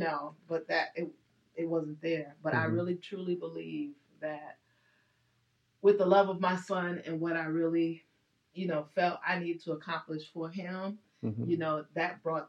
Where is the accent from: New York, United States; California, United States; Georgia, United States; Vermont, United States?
New York, United States; also born or lived in Netherlands; So I was born in Holland. {S5} Oh, you go, girl. Look at you. {S2} In Koninklijk. So in the Queensland. So anyway, and then brought into New York